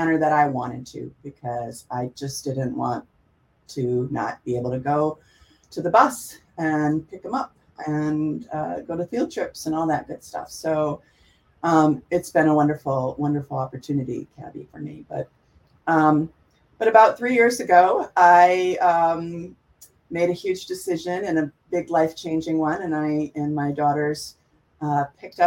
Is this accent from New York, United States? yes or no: no; Milwaukee, Wisconsin, United States; moved away as an adult; also born or lived in Madison, Wisconsin / Minneapolis, Minnesota; I grew up in Milwaukee, Wisconsin, in the inner city.